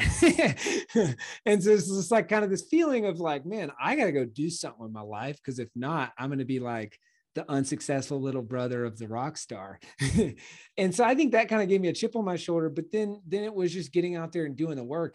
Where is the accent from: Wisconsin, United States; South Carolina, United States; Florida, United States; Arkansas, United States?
South Carolina, United States; Clemson; moved away as an adult; also born or lived in Charleston, South Carolina; now in Austin, United States; I grew up in Clemson